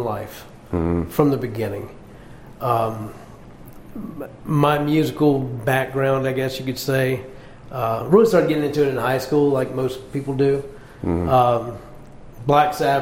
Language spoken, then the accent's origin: English; Mississippi Gulf Coast, United States; also born or lived in Covington, Louisiana; now in Ponchatoula, United States; I grew up over on the Mississippi Gulf Coast